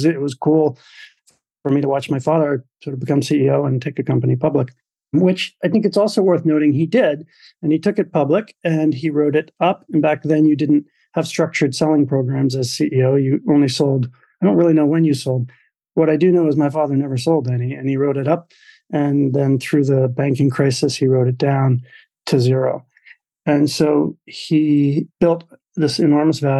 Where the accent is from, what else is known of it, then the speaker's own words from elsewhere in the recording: Maine, United States; I was the youngest of four boys growing up in Maine